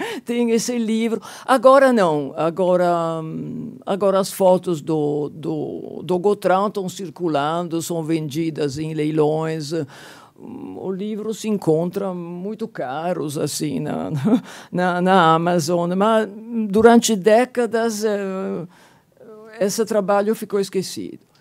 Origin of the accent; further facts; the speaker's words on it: Genoa, Liguria, Italy; moved away; E aí chego a Gênova, minha cidade natal, 1970, 73